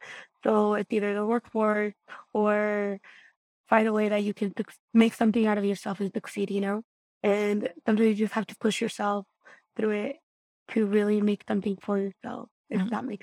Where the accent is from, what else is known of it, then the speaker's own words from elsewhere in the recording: Guanajuato, Mexico; I was raised in Guanajuato, Mexico, a small rural community, a rancho, so a really small town. Population was about 2,000 people.